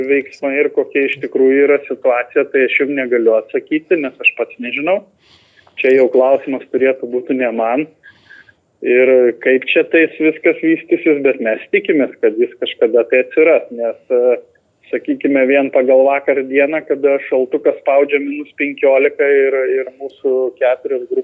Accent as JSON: {"language": "Lithuanian", "country": "Lithuania", "said": "mes lietuviai geriausiai esame"}